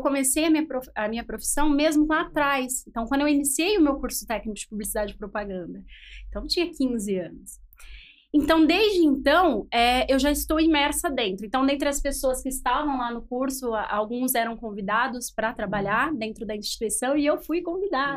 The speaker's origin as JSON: {"language": "Portuguese", "town": "Campinas", "region": "São Paulo", "country": "Brazil", "said": "eu sou de Campinas"}